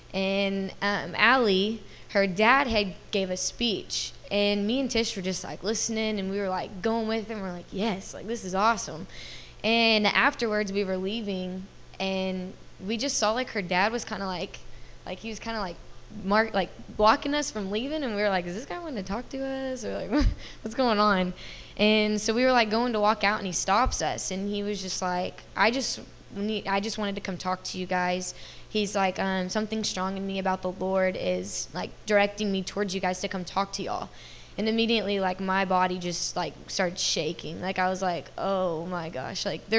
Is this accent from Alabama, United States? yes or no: no; Dallas, Texas, United States; And, I come from a junior college in Kansas. I'm from Dallas, Texas.